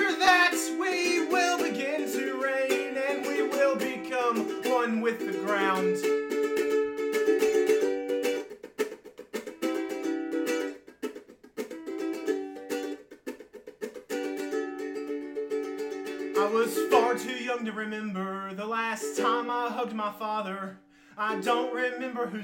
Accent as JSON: {"language": "English", "town": "Ashland City", "region": "Tennessee", "country": "United States", "tie": "born or raised there", "lives_now": "Nashville, United States", "said": "I grew up in Ashland City"}